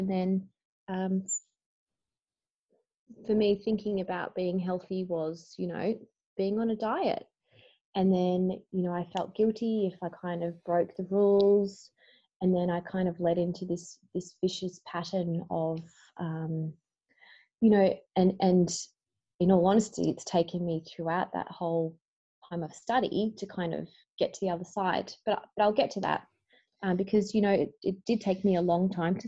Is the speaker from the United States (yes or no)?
no; Bendigo, Victoria, Australia; I grew up in Bendigo, Victoria